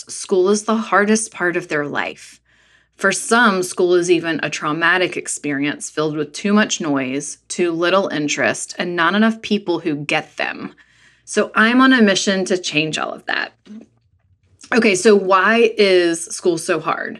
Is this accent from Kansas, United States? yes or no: no; North Carolina, United States; as a girl growing up in North Carolina